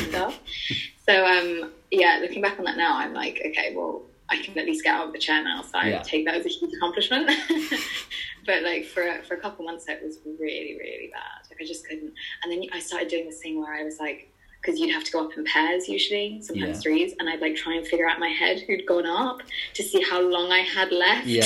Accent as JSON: {"language": "English", "region": "England", "country": "United Kingdom", "moved": "yes", "lives_now": "Dublin, Ireland", "said": "being English"}